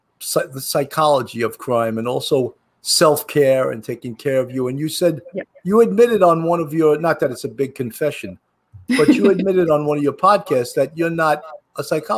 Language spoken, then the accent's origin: English; New York, United States; accent: New York; that's that lazy New York accent.